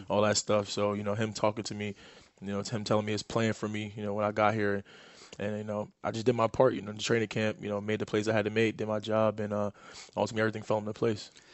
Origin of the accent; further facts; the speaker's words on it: New York City, New York, United States; I grew up in New York City